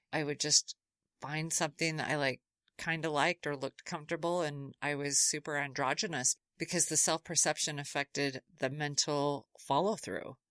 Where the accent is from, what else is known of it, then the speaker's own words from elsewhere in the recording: Utah, United States; I grew up in Utah